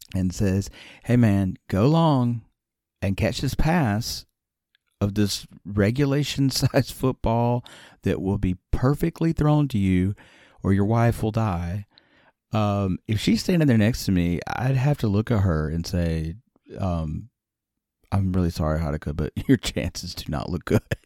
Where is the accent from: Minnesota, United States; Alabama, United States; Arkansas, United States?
Alabama, United States; moved away as an adult; also born or lived in Nagano, Japan; I grew up in Alabama